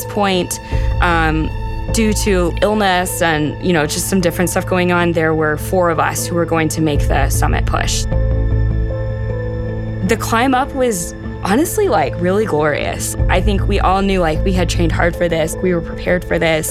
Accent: Texas, United States; I grew up in Texas, and growing up in Texas, I didn't have access to a lot of the outdoors

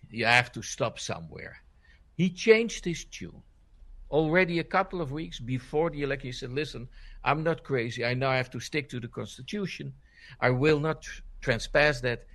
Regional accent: Netherlands

